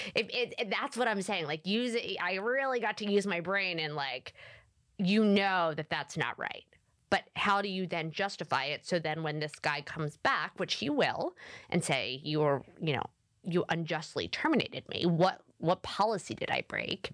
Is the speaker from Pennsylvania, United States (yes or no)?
yes; Philadelphia, Pennsylvania, United States; I am from Philadelphia, and I continue to live in Philadelphia